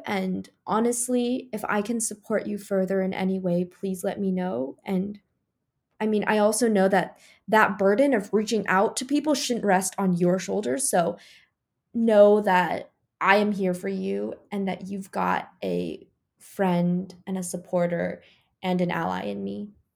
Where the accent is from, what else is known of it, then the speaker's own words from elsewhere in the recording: Rolla, Missouri, United States; moved away; But growing up, I grew up in Raleigh, Missouri